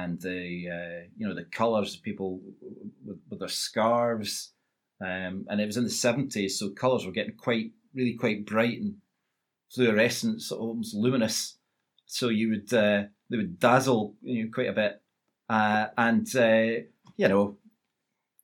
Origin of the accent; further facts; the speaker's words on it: Kirkcaldy, Scotland, United Kingdom; although I was brought up in Kirkcaldy, I grew up as an East Fife supporter